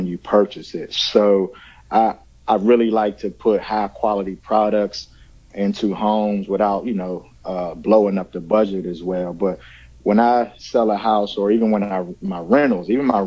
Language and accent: English; Pittsburgh, Pennsylvania, United States; from Pittsburgh, Pennsylvania